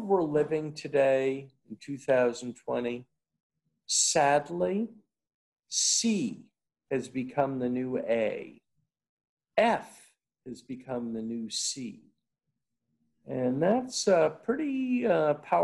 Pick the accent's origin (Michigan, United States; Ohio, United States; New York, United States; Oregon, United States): New York, United States; New York City; I was born, Andy, 2.5 miles north of Ground Zero in New York City